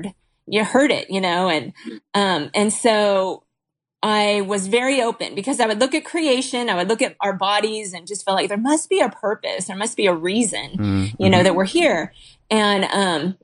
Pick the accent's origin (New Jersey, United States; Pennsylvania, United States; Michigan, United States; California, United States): California, United States; Huntington Beach; I grew up in Huntington Beach